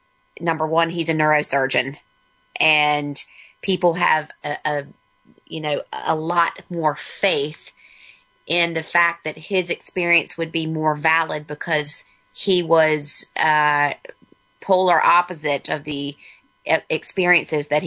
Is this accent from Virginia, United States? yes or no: yes; Virginia, United States; we're both from Virginia.